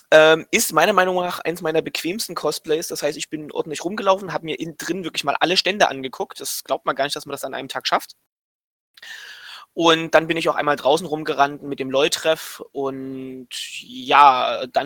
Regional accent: Leipzig, Saxony, Germany

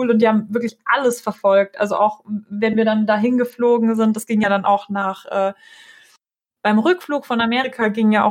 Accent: Russia; ich komme selber aus Russland

